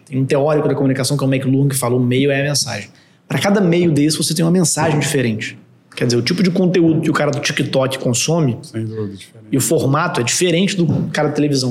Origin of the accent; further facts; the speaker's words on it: Vitória, Espírito Santo, Brazil; moved away as an adult; also born or lived in São Paulo; sou de Vitória